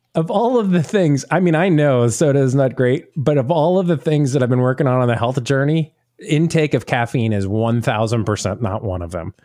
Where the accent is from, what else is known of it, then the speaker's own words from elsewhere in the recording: the South, United States; being from the South